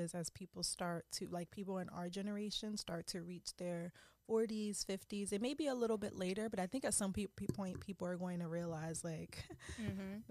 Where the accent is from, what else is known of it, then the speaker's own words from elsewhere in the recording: Philadelphia, Pennsylvania, United States; I am from Philadelphia, Pennsylvania.